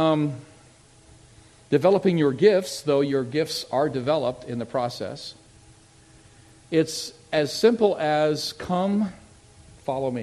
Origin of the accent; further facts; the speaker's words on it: Tucson, Arizona, United States; moved away as an adult; also born or lived in Redwood City, California / Barrington, Rhode Island; I grew up in Tucson, Arizona.